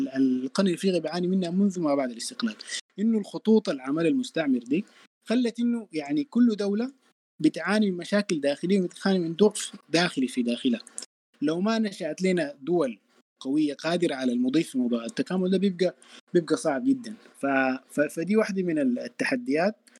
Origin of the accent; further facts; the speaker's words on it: Sudan; نحن كدولة سودانية